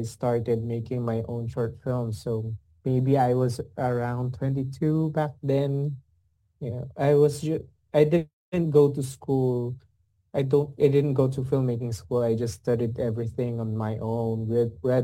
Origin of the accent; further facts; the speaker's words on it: Laguna, Calabarzon, Philippines; I grew up in Laguna, which is outside of Manila